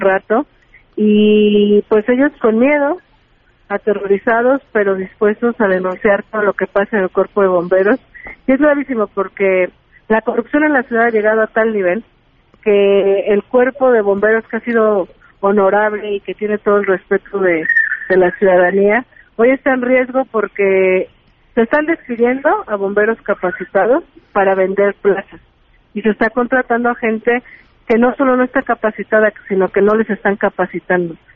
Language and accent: Spanish; Iztacalco, Mexico City, Mexico; yo soy habitante de Iztacalco